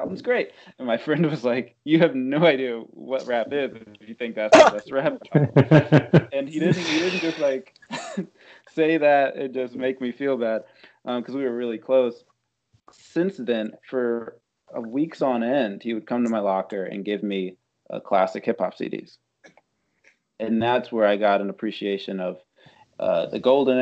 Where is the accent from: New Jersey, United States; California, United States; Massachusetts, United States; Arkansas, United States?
New Jersey, United States; North; I grew up in North New Jersey